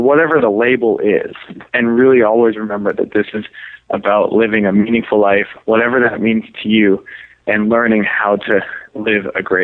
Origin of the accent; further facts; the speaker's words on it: Canada; now in San Diego, United States; I'm Canadian, so I had to, like, get a visa to live here